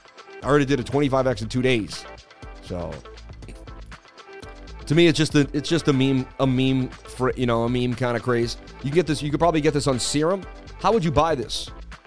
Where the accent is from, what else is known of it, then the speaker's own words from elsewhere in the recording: Serbia; I know you people love crypto, but I am from Serbia.